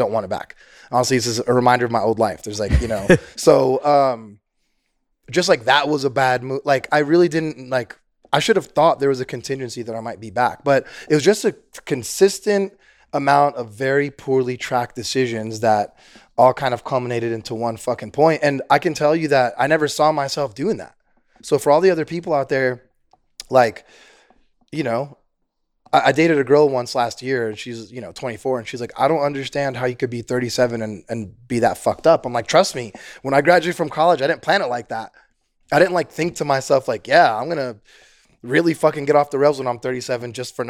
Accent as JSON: {"language": "English", "town": "San Francisco", "region": "California", "country": "United States", "tie": "born or raised there", "said": "I was raised in San Francisco."}